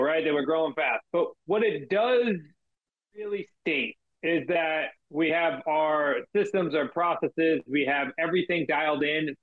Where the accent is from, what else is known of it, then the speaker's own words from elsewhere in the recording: Massachusetts, United States; us being from Massachusetts